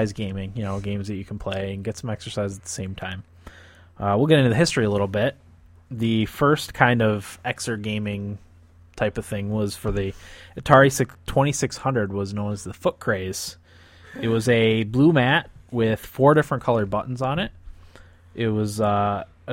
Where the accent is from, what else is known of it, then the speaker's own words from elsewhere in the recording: Newark Valley, New York, United States; We're from Newark Valley, and Dryden is like 20 miles north of us.